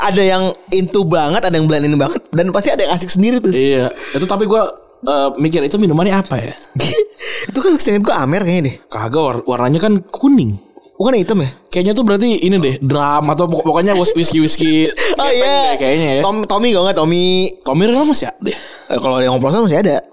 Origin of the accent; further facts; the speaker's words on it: Bekasi, West Java, Indonesia; kita kan orang Bekasi